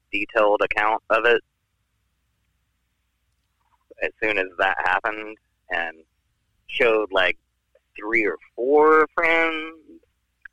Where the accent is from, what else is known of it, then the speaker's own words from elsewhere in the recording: Alabama, United States; I'm from Alabama